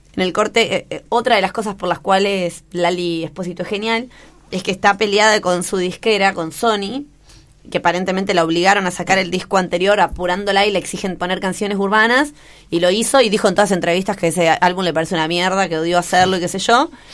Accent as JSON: {"language": "Spanish", "town": "General Rodríguez", "region": "Buenos Aires Province", "country": "Argentina", "tie": "born or raised there", "said": "mi ciudad natal, la República de General Rodríguez"}